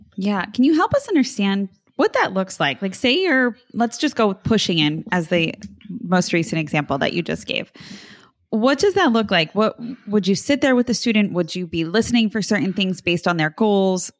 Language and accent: English; New Jersey, United States; growing up in South Jersey, I'm thinking of how we said water.